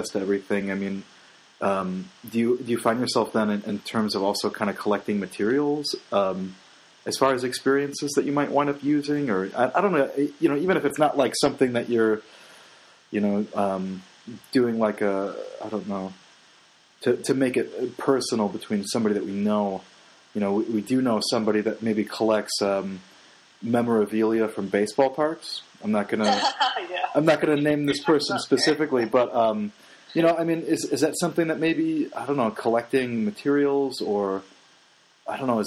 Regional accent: Midwest, United States; growing up in the Midwest

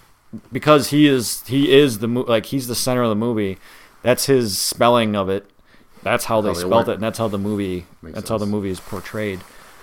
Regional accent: Wisconsin, United States; accent: slight Wisconsin-y; I have a slight Wisconsin-y accent

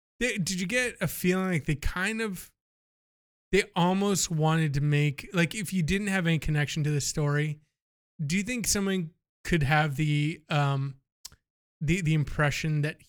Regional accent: Miami, Florida, United States; I'm from Miami.

